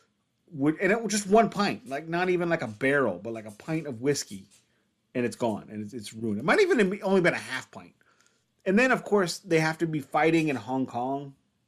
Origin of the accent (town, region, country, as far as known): St. Louis, Missouri, United States